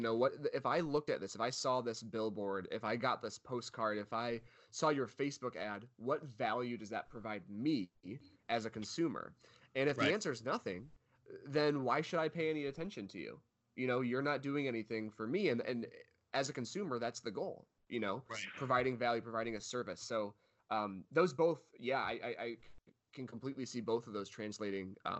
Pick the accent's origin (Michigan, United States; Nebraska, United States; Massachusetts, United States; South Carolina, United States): Michigan, United States; moved away; also born or lived in California; originally from Michigan, but lived in California for about 4 years or 3 years.